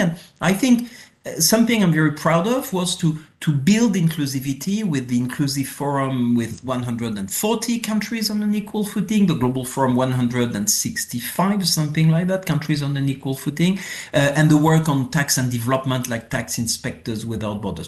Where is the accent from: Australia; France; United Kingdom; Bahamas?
France; accent: French; English is a second language; my French accent.